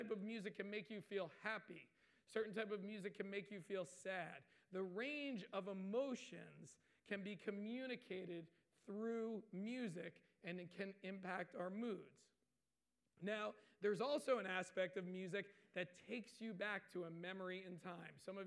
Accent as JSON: {"language": "English", "town": "Waretown", "region": "New Jersey", "country": "United States", "tie": "born or raised there", "said": "I grew up in Waretown"}